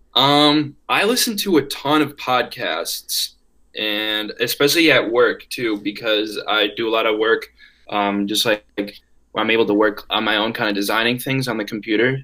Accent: Wisconsin, United States; I am from Wisconsin. I am from about four hours north of the UW Madison campus, and my hometown is really small

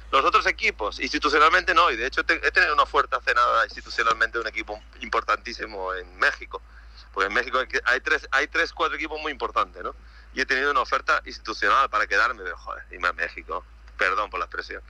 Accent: Málaga, Andalusia, Spain; moved away as an adult; also born or lived in Zaragoza / Madeira; yo soy de Málaga

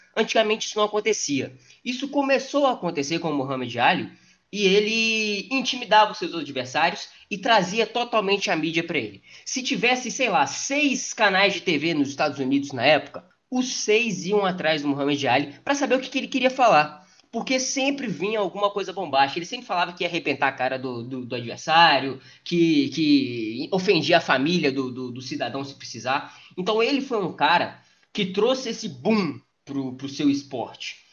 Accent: Brazil; como brasileiro

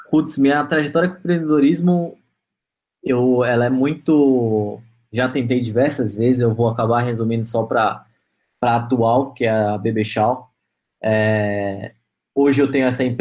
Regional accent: Manaus, Amazonas, Brazil; ela é de Pernambuco, eu sou de Manaus

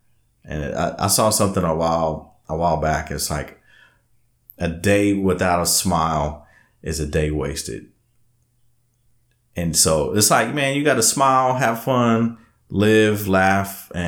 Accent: Alvin, Texas, United States; now in Austin, United States; I mean, I'll tell everybody, I'm from Alvin originally, but hey, Austin's home, man.

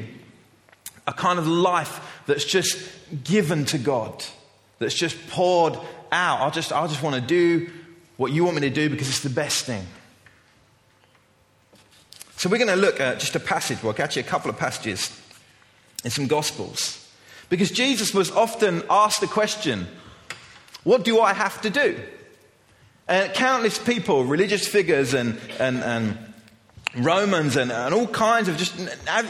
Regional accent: England, United Kingdom; As an English culture

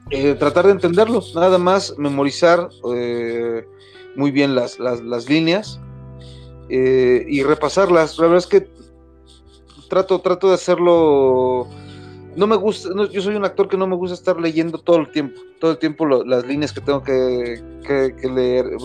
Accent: Mexico; Pues como, como mexicano, o sea, con, este ras, con estos rangos, con esos rasgos, perdón, que, tiene tu servidor, de pronto vas a estar muy encasillado en ciertos personajes

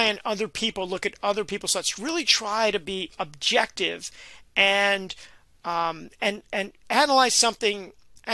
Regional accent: New York City, New York, United States; also born or lived in Brooklyn; I grew up in the Bronx and I remember then I moved to Brooklyn

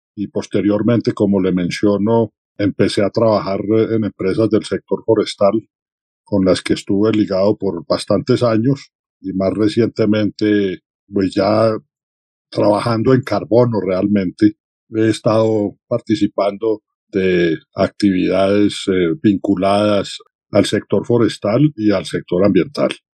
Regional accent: Manizales, Caldas, Colombia; yo nací en Manizales

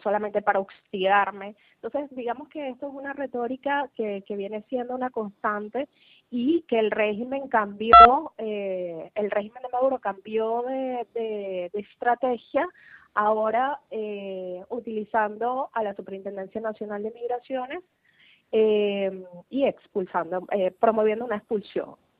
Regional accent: Venezuela; now in Peru; yo tengo una violación del derecho de identificación como venezolana

